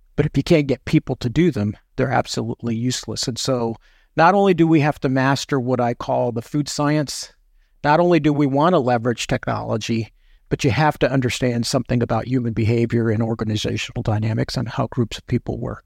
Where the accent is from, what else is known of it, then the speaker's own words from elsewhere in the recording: New York City, New York, United States; I was born in Manhattan, uh, and then moved outside of the city. So, uh, I'm a New Yorker by birth and still identify as a New Yorker